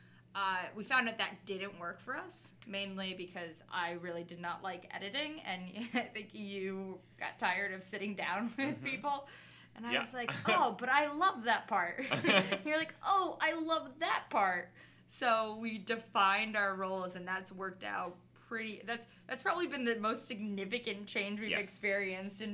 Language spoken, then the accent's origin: English; South Florida, United States; moved away as an adult; now in Philadelphia, United States; I am a Cuban from South Florida